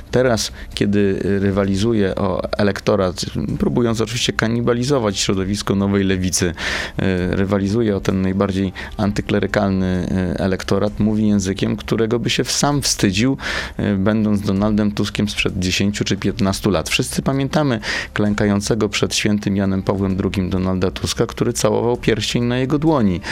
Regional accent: Warsaw, Masovian Voivodeship, Poland; będąc warszawiakiem

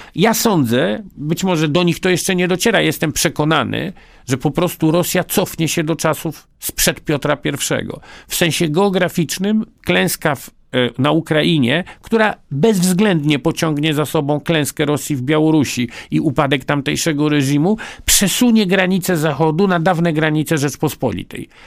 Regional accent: Poland; first language Polish; urodziłem się Polakiem i umrę Polakiem i niezależnie od tego, jak bardzo głęboko jest we mnie język rosyjski, a niestety jest, zawsze będzie moim pierwszym językiem język polski

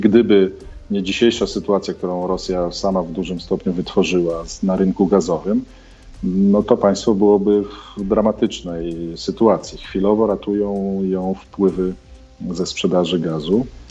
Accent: Poland; moved away as an adult; now in Kyiv, Ukraine; jestem Polakiem

